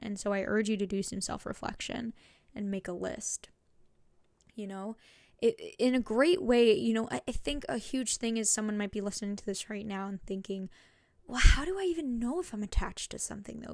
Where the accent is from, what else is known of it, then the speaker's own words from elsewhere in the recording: New Jersey, United States; moved away as an adult; now in Connecticut, United States; I'm from New Jersey, and this is my first time, like, moving out of state